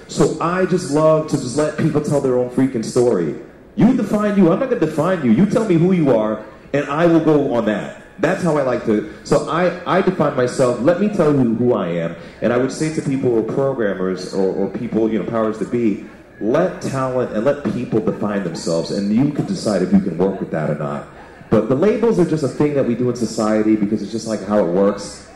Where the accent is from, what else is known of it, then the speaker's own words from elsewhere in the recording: New York City, New York, United States; moved away as an adult; also born or lived in Chicago; now in Canada; I grew up in New York City with a very big Jamaican population